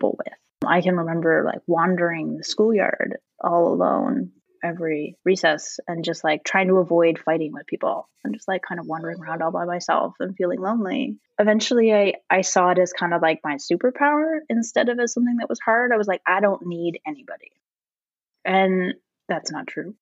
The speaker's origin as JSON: {"language": "English", "town": "Tweed", "region": "Ontario", "country": "Canada", "tie": "born or raised there", "also_born_or_lived": "Thunder Bay", "moved": "as an adult", "said": "I grew up in Tweed. This is a town of 1,000 people"}